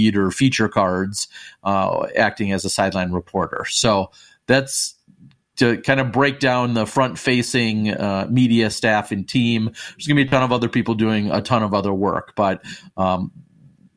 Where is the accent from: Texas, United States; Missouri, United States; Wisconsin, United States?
Wisconsin, United States; I'm from Wisconsin.